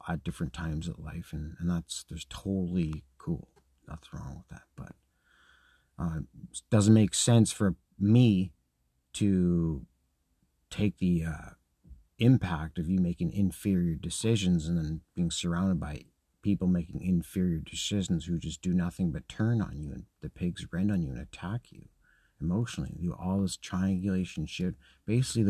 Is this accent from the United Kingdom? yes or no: yes; Scotland, United Kingdom; I'm Scottish